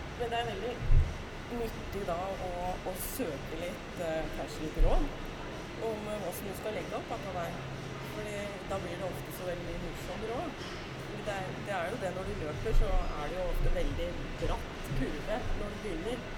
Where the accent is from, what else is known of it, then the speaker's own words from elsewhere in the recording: Norway; jeg er jo født og oppvokst i Oppestad